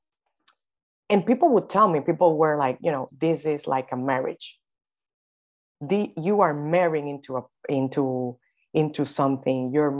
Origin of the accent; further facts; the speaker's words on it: Dominican Republic; I am from the Dominican Republic.